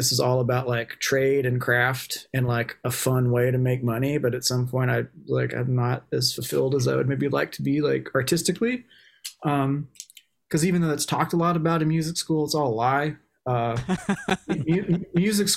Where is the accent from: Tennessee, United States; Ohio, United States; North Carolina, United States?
Tennessee, United States; moved away as an adult; now in Baltimore, United States; I'm from Tennessee. Like, I was lucky that I had a good, like, high school band program